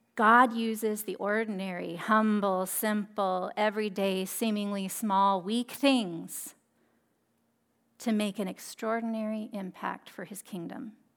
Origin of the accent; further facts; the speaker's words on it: Monterey, California, United States; I'm from Monterey, and we have a lot of Italian heritage here.